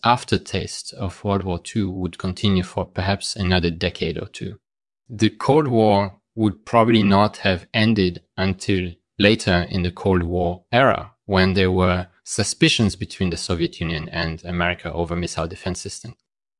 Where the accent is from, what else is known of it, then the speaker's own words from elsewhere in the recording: Paris, Île-de-France, France; I was born in Paris